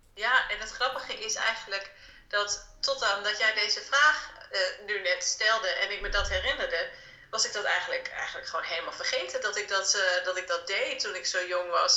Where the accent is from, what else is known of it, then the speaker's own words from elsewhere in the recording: Delfzijl, Groningen, Netherlands; ik ben opgegroeid in Delfzijl. Dat is een stad helemaal in het noorden van Groningen